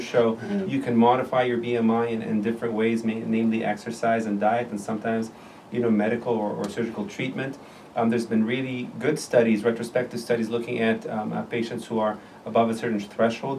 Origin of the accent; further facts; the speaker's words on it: Jordan; moved away as an adult; also born or lived in Beirut, Lebanon / Iowa, United States / Chicago, United States; now in Chicago area, United States; I'm originally from Jordan, the country Jordan. I grew up there.